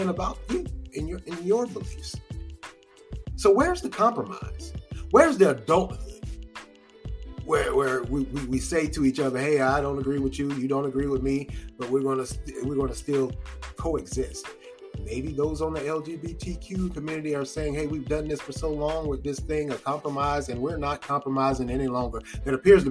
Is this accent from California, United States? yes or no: no; North Carolina, United States; I'm from North Carolina.